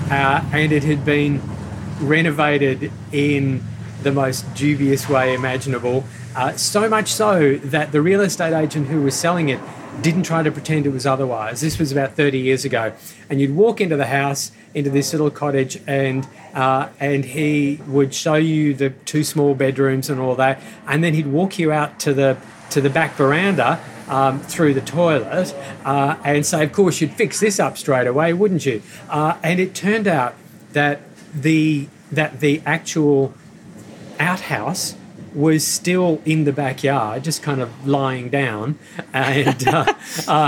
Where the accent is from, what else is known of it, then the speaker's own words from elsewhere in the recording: Northern Ireland, United Kingdom; now in Australia; So that was a word when I moved out to Australia from Northern Ireland in 1972.